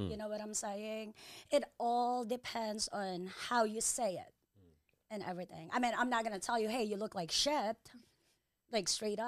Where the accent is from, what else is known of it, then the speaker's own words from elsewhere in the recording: Philippines; moved away; I'm from Philippines.